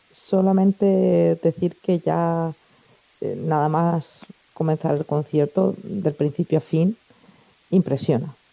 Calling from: Elche, Valencian Community, Spain; Hola Manolo

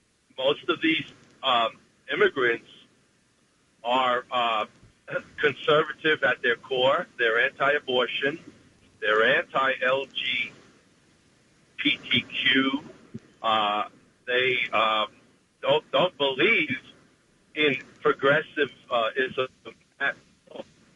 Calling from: Asbury Park, New Jersey, United States; Hi, this is … from Asbury Park, Jersey Shore.

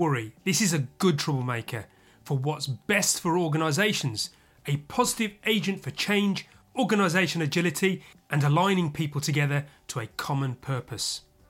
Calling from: London, United Kingdom; And your host today is me … IT Labs Chief Talking Officer, and I'm speaking from London, UK.

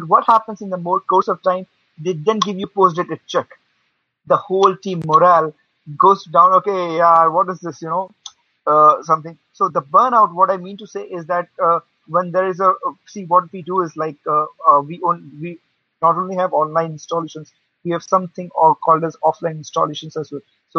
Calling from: India; I basically, right now I'm from India. I mean, at the moment. So at the moment here, the timing is 1 a.m.

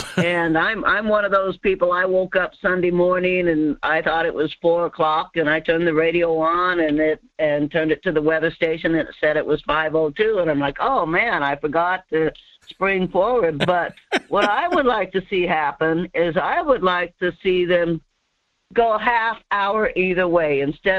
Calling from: Denali area, Alaska, United States; calling from the Denali area.

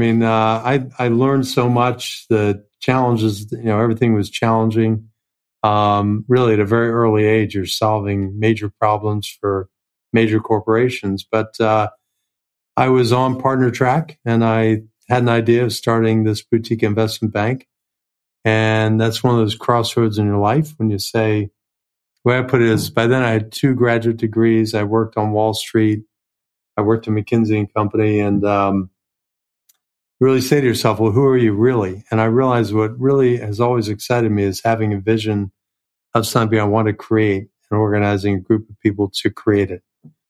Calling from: New York City, New York, United States; New York City.

